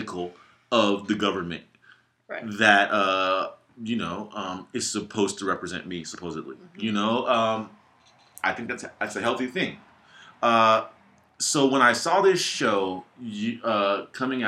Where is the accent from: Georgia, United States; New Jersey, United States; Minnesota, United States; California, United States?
California, United States; Gardena; also born or lived in Los Angeles / Victorville; I was born in Gardena in 1981